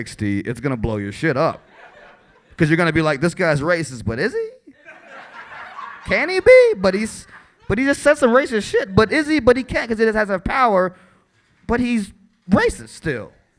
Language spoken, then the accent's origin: English; Chicago, Illinois, United States; I'm from the South Side of Chicago.